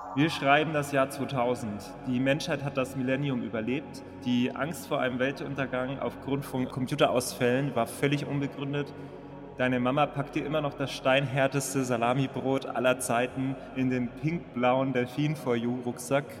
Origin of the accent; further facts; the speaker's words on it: Berlin, Germany; komme aus Berlin